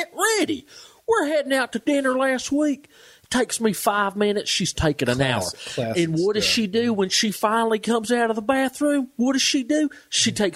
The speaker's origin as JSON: {"language": "English", "region": "the American South", "country": "United States", "said": "as a Southerner"}